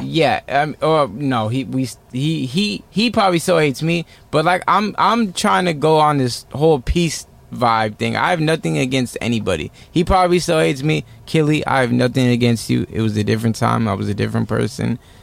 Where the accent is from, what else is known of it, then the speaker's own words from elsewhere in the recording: Redlands, California, United States; I'm from Redlands, California